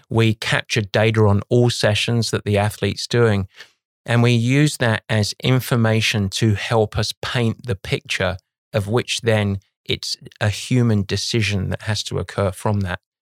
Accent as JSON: {"language": "English", "region": "London", "country": "United Kingdom", "tie": "born or raised there", "moved": "as an adult", "lives_now": "United States", "said": "I, I grew up on the east side of London"}